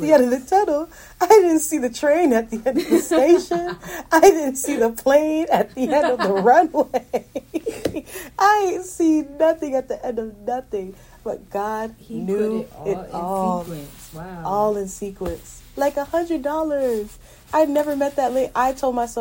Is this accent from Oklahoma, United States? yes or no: no; Florida, United States; I'm from Florida. I'm in California.